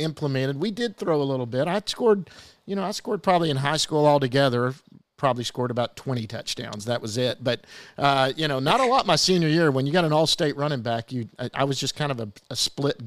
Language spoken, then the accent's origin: English; Duncanville, Texas, United States; I'm from Duncanville. That's where I played.